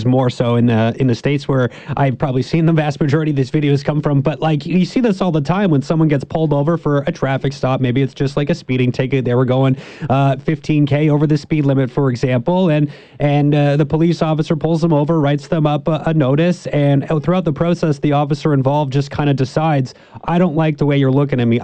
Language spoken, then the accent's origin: English; Canada; we're Canadian